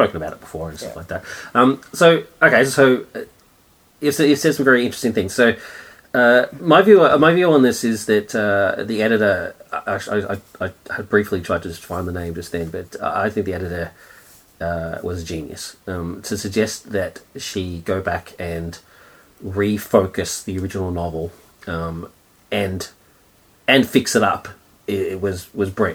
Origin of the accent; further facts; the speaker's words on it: Australia; being an Australian